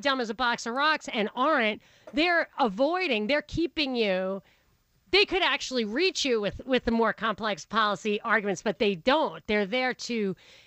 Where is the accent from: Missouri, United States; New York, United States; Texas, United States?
New York, United States; Rockland County; also born or lived in Brooklyn; I'm from Rockland County, which is the blue-collar suburb on the other side of the river.